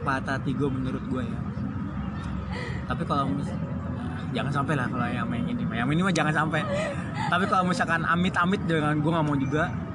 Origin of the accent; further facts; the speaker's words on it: Jakarta, Indonesia; also born or lived in Lamongan; gue kebetulan dari kecil udah di Jakarta